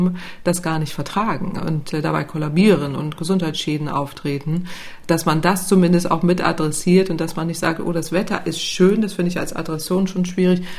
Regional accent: Northern Germany, Germany; also born or lived in Italy; ich als Norddeutsche

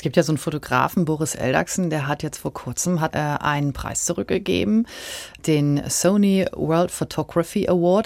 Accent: Quickborn area, Schleswig-Holstein, Germany; Ich komme aus der Gegend

